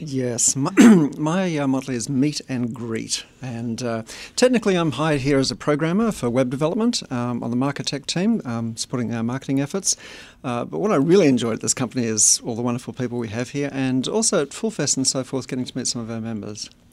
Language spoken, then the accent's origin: English; Australia; moved away as an adult; also born or lived in Boulder, Colorado; now in United States; Does my accent give it away? Um, yes, I'm from Australia. But we've been here as of last week, I think, um, twenty-three years